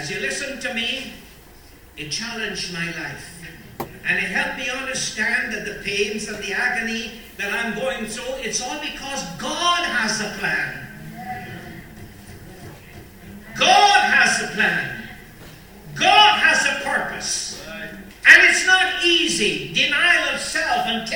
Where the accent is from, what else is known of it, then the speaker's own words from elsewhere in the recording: Guyana; Growing up in Guyana